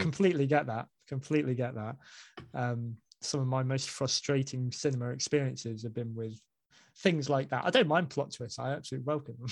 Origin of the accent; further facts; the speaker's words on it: Basingstoke, South East England, United Kingdom; moved away as an adult; also born or lived in Hanley; I'm from Basingstoke